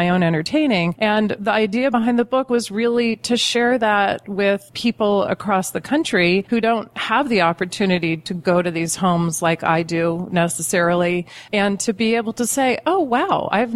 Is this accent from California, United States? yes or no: yes; San Francisco Bay Area, California, United States; now in Napa Valley, United States; I grew up in the San Francisco Bay Area